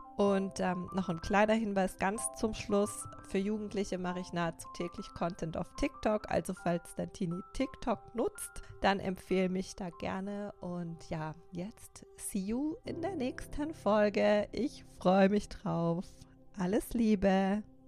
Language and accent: German; Karlsruhe, Baden-Württemberg, Germany; accent: Baden; moved away as an adult; now in Stuttgart, Germany; ganz ursprünglich komme ich aus Karlsruhe. Ähm, das merkst du sicher vielleicht auch an meinem badischen Dialekt.